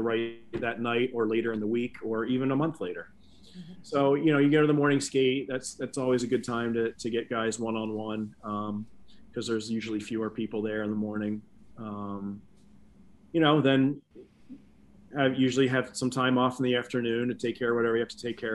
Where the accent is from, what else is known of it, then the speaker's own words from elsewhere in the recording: Philadelphia, Pennsylvania, United States; moved away; Philly's my hometown